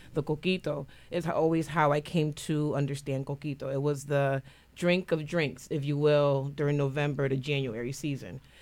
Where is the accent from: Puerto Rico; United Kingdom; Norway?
Puerto Rico; now in New Haven, United States; I grew up in Puerto Rico before I moved to New Haven.